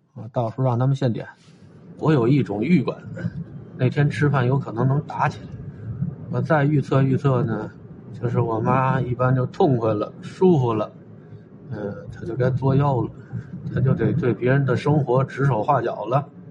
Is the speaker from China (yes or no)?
yes; Beijing, China; also born or lived in Tongzhou, Beijing; 这现在我快五十了，还在这附近活动